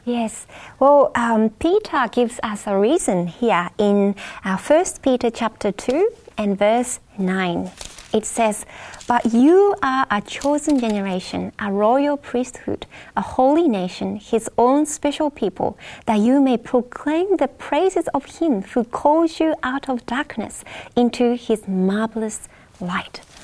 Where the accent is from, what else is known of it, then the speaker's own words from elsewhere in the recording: Japan; I'm from Japan